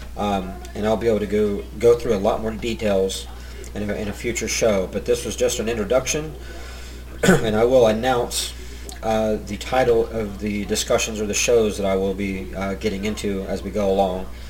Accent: Bellefontaine, Ohio, United States; I'm from Ohio, born and raised, uh, a little town called Bell Fountain

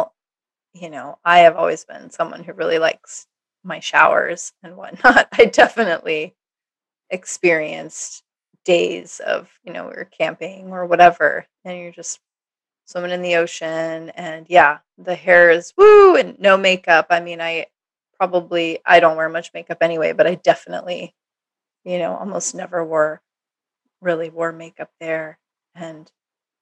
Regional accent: Minnesota, United States; also born or lived in Austin, Texas / Hawaii; now in Los Angeles, United States; growing up in Minnesota, you know, living in Minnesota

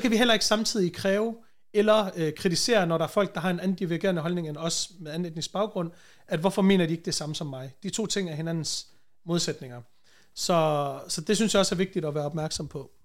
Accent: Vejle, Southern Denmark, Denmark; accent: Jutlandic; moved away as an adult; now in Copenhagen, Denmark; Born and raised i Vejle, hvor jeg voksede op. Det meste af mit liv

